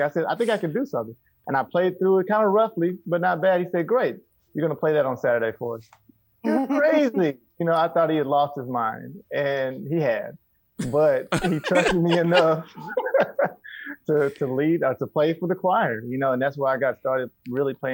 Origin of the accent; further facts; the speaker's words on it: Garland, Texas, United States; I grew up in Garland, Texas, not far from where you are.